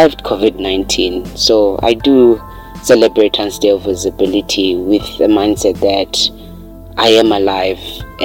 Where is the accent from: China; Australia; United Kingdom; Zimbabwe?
Zimbabwe; I'm from Zimbabwe, coming from Azowe